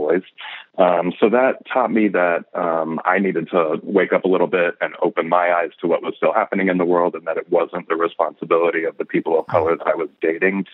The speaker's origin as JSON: {"language": "English", "region": "Pacific Northwest", "country": "United States", "tie": "born or raised there", "moved": "yes", "lives_now": "Brooklyn, United States", "said": "I grew up in the Pacific Northwest and was born there."}